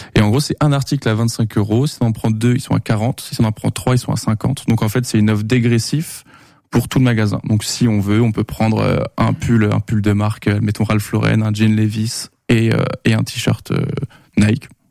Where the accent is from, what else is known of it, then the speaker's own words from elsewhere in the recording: Angers, Pays de la Loire, France; je suis angevin depuis 23 ans et j'ai 23 ans, donc j'ai jamais bougé